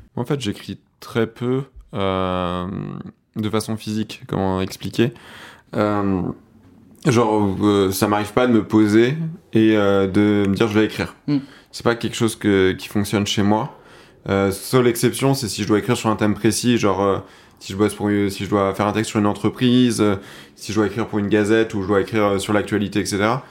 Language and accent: French; Seine-et-Marne, Île-de-France, France; je suis de Seine-et-Marne